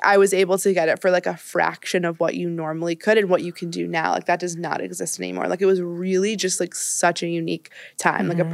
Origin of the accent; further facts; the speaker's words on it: Marblehead, Massachusetts, United States; moved away as an adult; also born or lived in Swampscott, Massachusetts / Ohio; now in New York, United States; I'm from um, outside of Boston, a suburb um, I like grew up in one called Marblehead. I moved to Swampscott, like switched schools in eighth grade